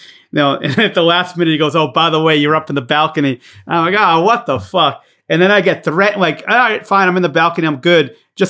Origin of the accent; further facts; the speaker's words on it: New York, United States; I'm from New York, brother, all right? I'm from New York.